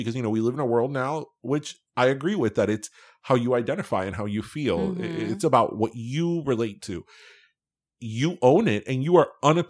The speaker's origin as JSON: {"language": "English", "town": "Miami", "region": "Florida", "country": "United States", "tie": "born or raised there", "said": "it helps that we were raised in Miami."}